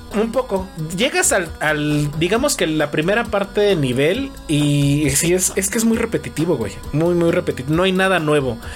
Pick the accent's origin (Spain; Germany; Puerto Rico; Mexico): Mexico